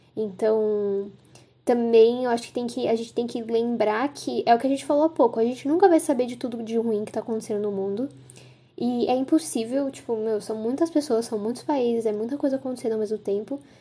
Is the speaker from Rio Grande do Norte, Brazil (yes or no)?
no; São Paulo, Brazil; also born or lived in Ribeirão Preto; eu nasci em São Paulo, mas eu passei boa parte da minha infância em Ribeirão Preto, que assim, é uma cidade interior, mais grandinha assim, mas continua sendo uma cidade interior. E quando eu voltei para São Paulo, eu lembro de ficar muito em choque, que acontecia muita coisa o tempo inteiro. Isso eu tinha uns 9 anos